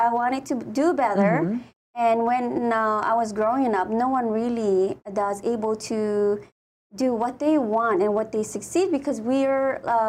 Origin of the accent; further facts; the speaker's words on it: Batac, Ilocos Region, Philippines; moved away as an adult; also born or lived in Laoag; now in Hawaii, United States; I born and raised in the Philippines